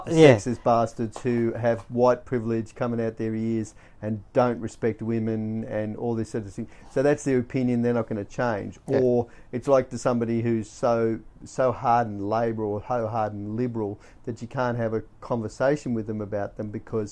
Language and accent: English; Australia; I'm Australian.